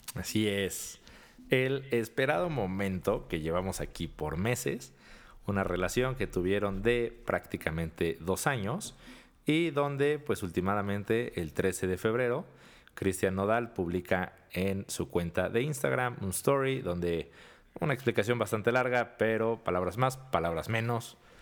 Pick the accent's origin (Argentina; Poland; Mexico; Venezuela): Mexico; somos mexicanos